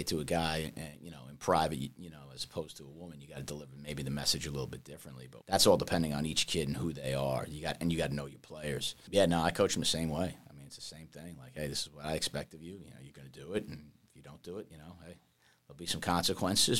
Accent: New York, United States; moved away as an adult; also born or lived in Queens / Florida; I'm from New York. Clearly, you can tell by my accent.

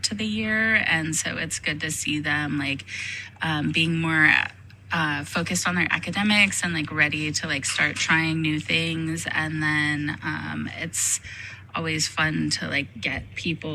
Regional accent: Nevada Union High School, California, United States; I am a Nevada Union graduate, and I was really happy to be able to come back to NU and work here.

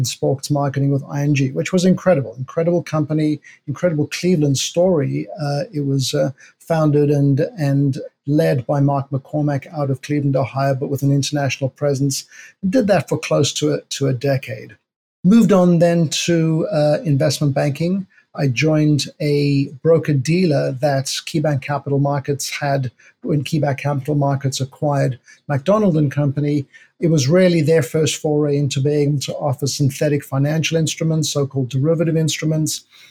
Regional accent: South Africa; moved away as an adult; also born or lived in New York City; I'm from South Africa.

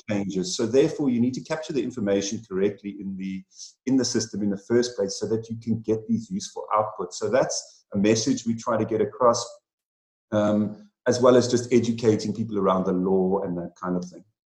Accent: South Africa; also born or lived in United Kingdom; about five years ago, I returned back to my home country, South Africa

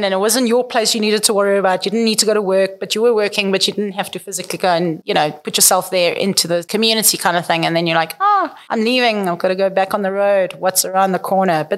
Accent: South Africa; moved away; We're South African

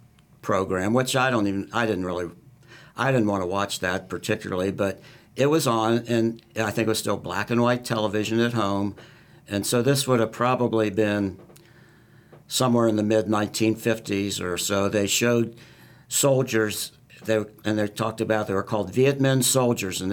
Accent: Northern Kentucky, United States; I grew up in Northern Kentucky

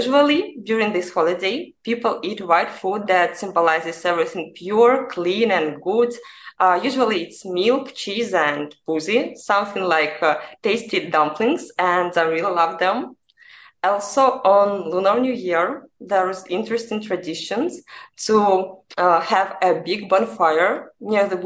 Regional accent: Buryatia, Russia; now in St. Petersburg, Russia; now I live in St. Petersburg, but I'm originally from Buryatia

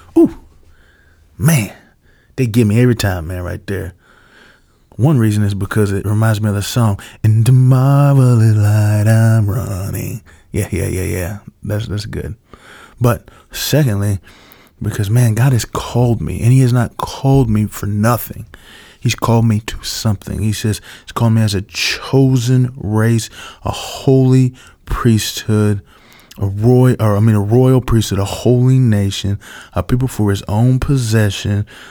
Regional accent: United States; as an American

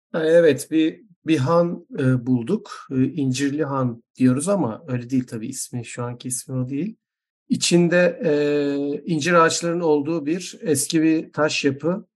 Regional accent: Izmir, Turkey; ben doğma büyüme İzmirli olduğum halde

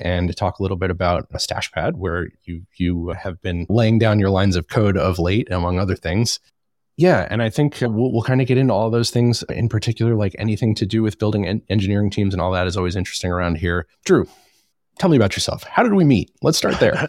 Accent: Charlotte, North Carolina, United States; locally here in my hometown of Charlotte

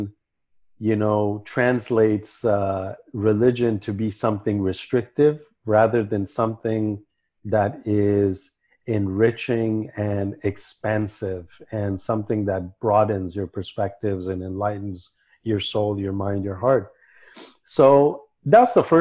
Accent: Santa Barbara, California, United States; moved away as an adult; also born or lived in Kabul, Afghanistan / New Delhi, India; now in Vancouver, Canada; I grew up in Santa Barbara and I grew up very liberal

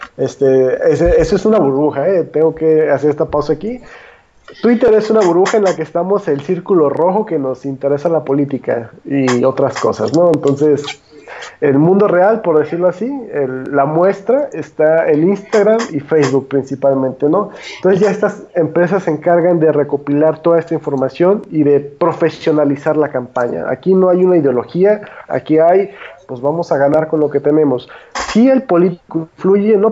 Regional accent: Guadalajara, Jalisco, Mexico; Yo todavía que soy de Guadalajara

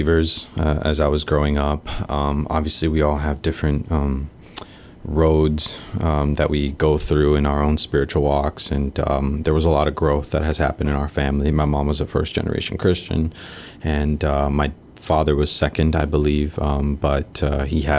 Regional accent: Wisconsin, United States; also born or lived in Mexico / Texas; now in Guam; our family decided to emigrate up to Wisconsin. And that was around the age of 5 to 6 years old

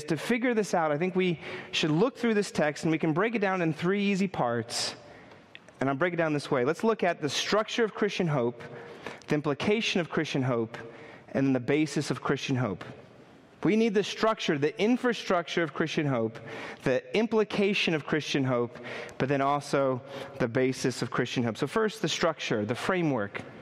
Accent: New York City, New York, United States; I'm a New Yorker

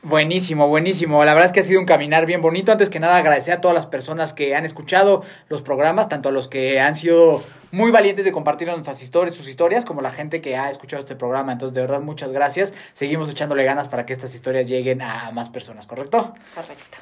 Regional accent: Mexico; la gente que vivimos y crecimos en México

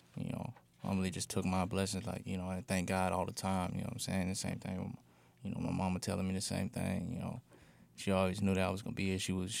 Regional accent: Fort Smith, Arkansas, United States; moved away as an adult; I'm from Fort Smith.

